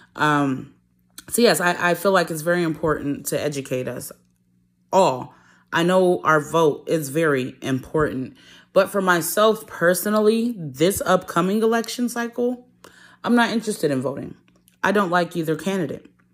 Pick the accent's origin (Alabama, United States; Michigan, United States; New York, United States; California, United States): Michigan, United States; Detroit; moved away; I'm originally from Detroit